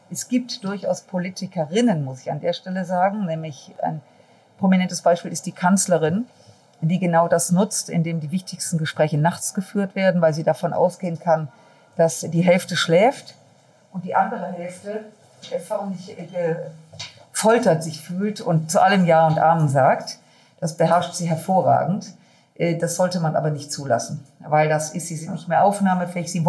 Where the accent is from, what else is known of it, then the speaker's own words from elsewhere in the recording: North Rhine-Westphalia, Germany; Ja, jetzt komme ich aus dem Rheinland und äh, da ist das mit Sicherheit ausgeprägter als in anderen Regionen Deutschlands.